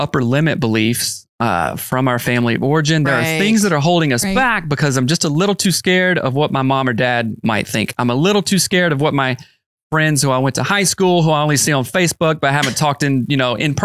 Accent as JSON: {"language": "English", "region": "the South", "country": "United States", "said": "I'm from the South"}